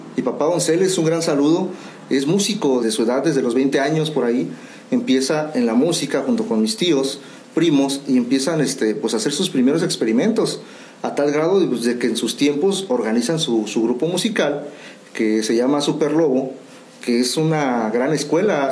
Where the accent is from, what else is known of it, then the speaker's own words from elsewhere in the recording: Mexico; somos los, mexicanos